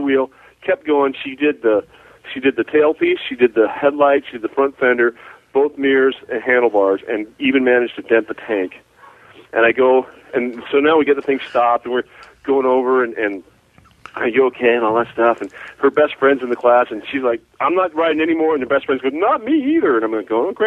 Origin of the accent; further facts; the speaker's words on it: San Francisco Bay Area, California, United States; also born or lived in Utah; now in Canyon County, United States; I grew up in the San Francisco Bay Area, 45 minutes from Frisco